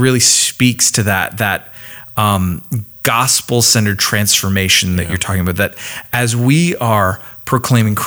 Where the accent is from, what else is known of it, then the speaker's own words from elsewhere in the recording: Canada; I am Canadian